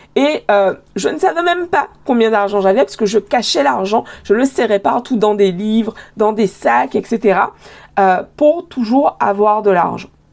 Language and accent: French; Guadeloupe; moved away as an adult; also born or lived in Paris / Montreal; J'ai grandi en Guadeloupe, j'ai été élevée en Guadeloupe.